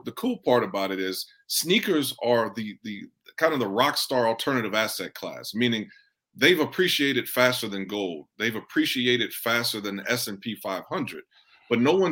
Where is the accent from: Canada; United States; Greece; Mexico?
United States; Houston, Texas; We're from the Fifth Ward of Houston